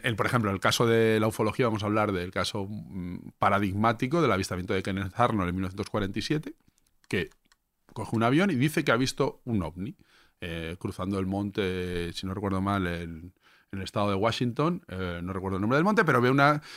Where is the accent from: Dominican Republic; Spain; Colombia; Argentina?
Spain; Levante; somos de Levante